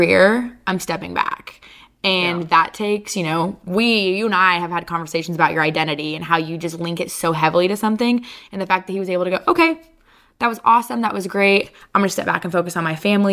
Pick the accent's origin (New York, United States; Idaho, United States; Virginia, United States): Idaho, United States; growing up in Idaho